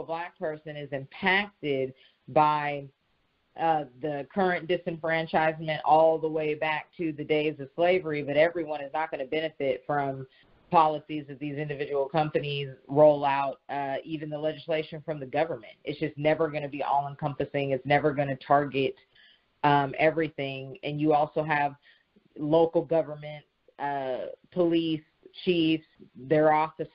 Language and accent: English; the Bay Area, California, United States; now in Atlanta, United States; I am originally from California, the Bay Area